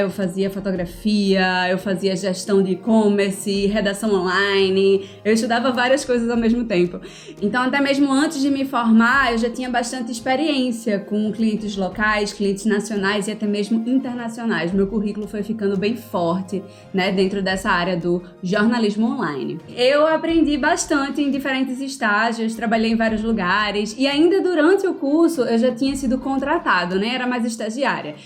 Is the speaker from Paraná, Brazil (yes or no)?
no; Recife, Pernambuco, Brazil; accent: Recife; also born or lived in Floresta, Pernambuco; eu nasci numa cidade chamada Floresta, lá no sertão de Pernambuco, em 1992. Mas embora eu tenha nascido lá no sertão, eu sempre morei aqui na capital, né, em Recife